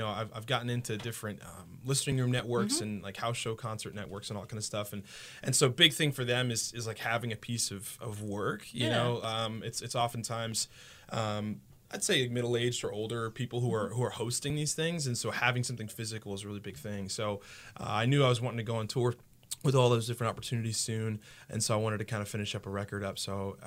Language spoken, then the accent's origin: English; Haverhill, Massachusetts, United States; also born or lived in Newton, Massachusetts; now in Kalamazoo, United States; I was born and raised in Massachusetts. So I was born in Newton, Mass.